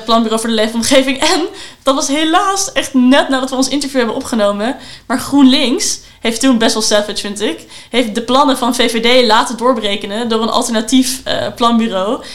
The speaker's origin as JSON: {"language": "Dutch", "town": "Amsterdam", "region": "North Holland", "country": "Netherlands", "said": "ik als Amsterdammer"}